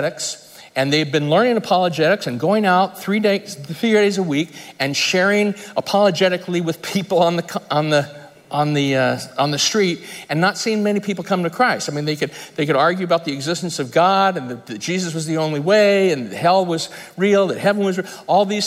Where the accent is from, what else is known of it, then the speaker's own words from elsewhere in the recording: United States; I grew up in Lake Tahoe